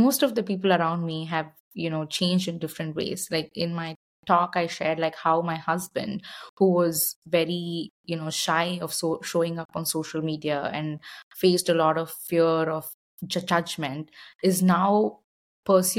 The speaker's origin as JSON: {"language": "English", "country": "India", "tie": "born or raised there", "moved": "as an adult", "lives_now": "Austin, United States", "said": "growing up in India, I was exposed to a lot of yoga, meditation"}